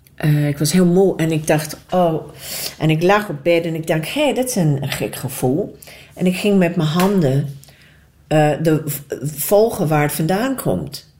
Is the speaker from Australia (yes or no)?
yes; Australia; moved away; also born or lived in New Zealand; Nieuw-Zeeland. Maar ik ben opgegroeid in Australië